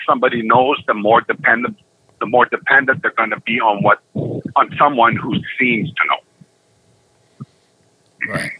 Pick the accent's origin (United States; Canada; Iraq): Canada